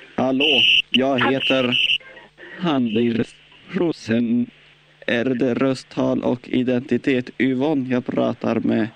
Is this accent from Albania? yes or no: yes; Albania; Swedish is a second language; moved away; Jag kommer från Albanien.